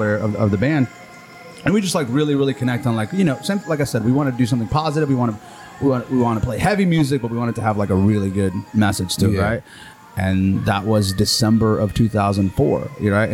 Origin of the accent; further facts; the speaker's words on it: Honduras; moved away; growing up in Honduras